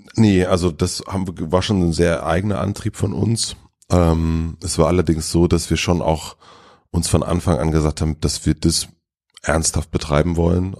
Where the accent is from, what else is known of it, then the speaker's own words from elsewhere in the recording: Gröden, Brandenburg, Germany; now in Berlin, Germany; das Dorf Gröden, wo ich aufgewachsen bin